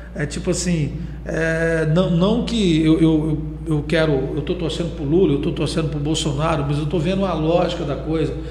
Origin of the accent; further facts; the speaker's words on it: Castelândia, Goiás, Brazil; now in Caldas Novas, Brazil; sou lá de Castelândia